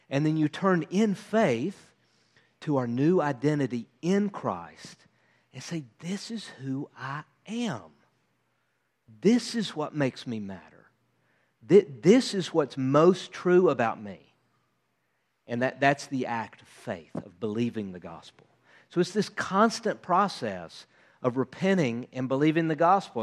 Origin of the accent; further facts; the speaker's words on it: United States; as an American